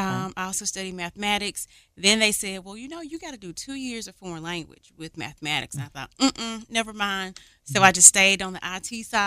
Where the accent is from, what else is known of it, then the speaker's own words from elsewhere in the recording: Memphis, Tennessee, United States; So I'm originally born and raised right here in the city, Memphis, Tennessee. I grew up in Whitehaven.